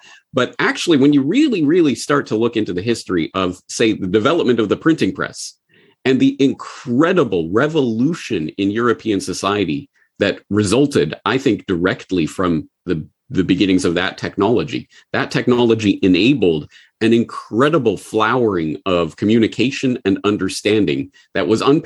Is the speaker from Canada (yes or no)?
yes; Canada; moved away as an adult; also born or lived in Japan; I'm Canadian